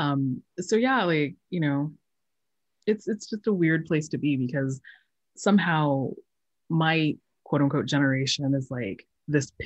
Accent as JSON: {"language": "English", "town": "Colorado Springs", "region": "Colorado", "country": "United States", "tie": "born or raised there", "moved": "yes", "said": "I grew up in Colorado Springs, Colorado, and and my mom comes from Guam"}